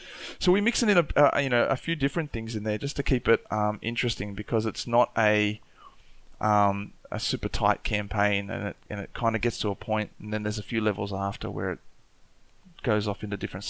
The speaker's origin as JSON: {"language": "English", "town": "Newcastle", "region": "New South Wales", "country": "Australia", "tie": "born there", "also_born_or_lived": "Papua New Guinea", "said": "I was born in Awabakal Land up in Newcastle, and spent a lot of time in different countries around Australia and also overseas, and lived in Papua New Guinea for a bit."}